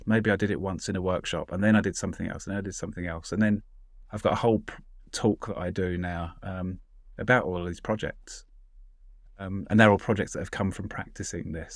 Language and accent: English; London, United Kingdom; I'm a Londoner